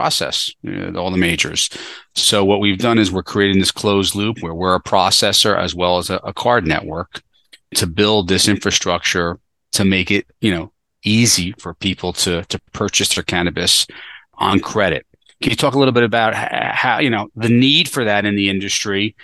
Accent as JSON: {"language": "English", "region": "New Jersey", "country": "United States", "tie": "born or raised there", "said": "New Jersey, you know, my home state"}